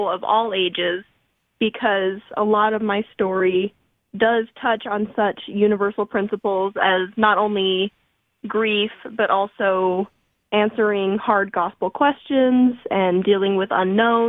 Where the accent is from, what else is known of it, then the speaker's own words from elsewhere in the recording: Moapa Valley, Nevada, United States; moved away as an adult; now in Provo, United States; I grew up outside of Vegas in a small town called Moapa Valley